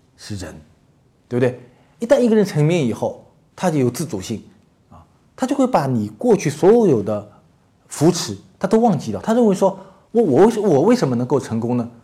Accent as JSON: {"language": "Chinese", "country": "China", "said": "卖给我们中国人"}